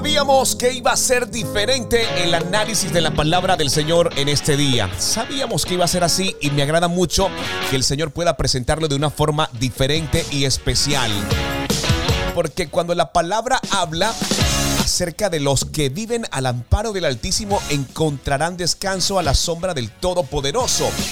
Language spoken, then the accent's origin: Spanish; Colombia; desde nuestro país Colombia